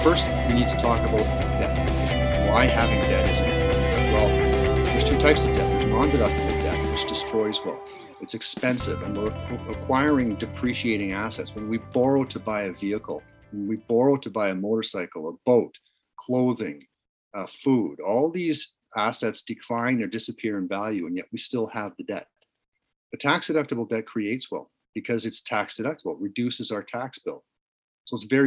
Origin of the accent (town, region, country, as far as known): Canada